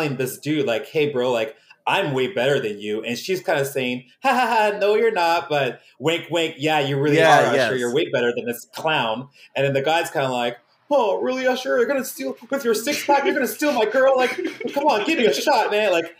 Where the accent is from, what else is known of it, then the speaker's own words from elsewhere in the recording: Toronto, Ontario, Canada; I grew up in Toronto.